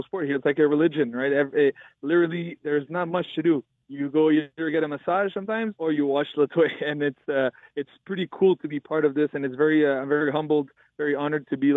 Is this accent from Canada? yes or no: yes; Canada; also born or lived in Myanmar; my home country, Canada